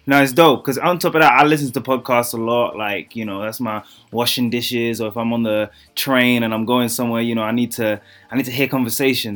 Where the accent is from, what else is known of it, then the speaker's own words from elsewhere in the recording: London, United Kingdom; accent: British; I grew up in a part of East London, um, of London, East London, Newham